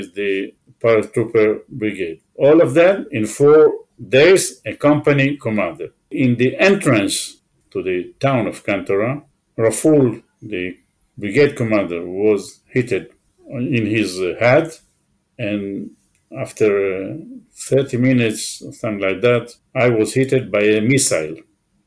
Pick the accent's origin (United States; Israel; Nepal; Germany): Israel; I was born in Israel, never was abroad before